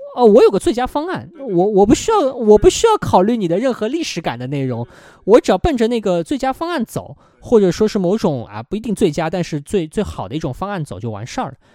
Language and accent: Chinese; China; 对于我们中国人来讲更习惯